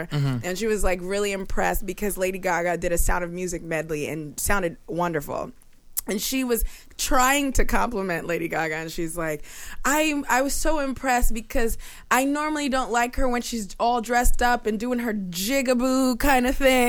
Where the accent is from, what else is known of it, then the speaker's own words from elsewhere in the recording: New York, United States; I grew up in New York, went to private school, and it was like really artsy, fartsy. Everybody was pretty liberal.